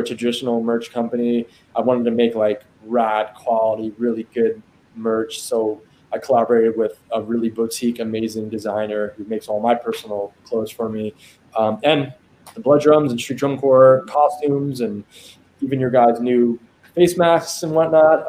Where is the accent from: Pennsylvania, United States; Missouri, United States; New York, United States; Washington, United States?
New York, United States; Long Island; moved away; I grew up in Long Island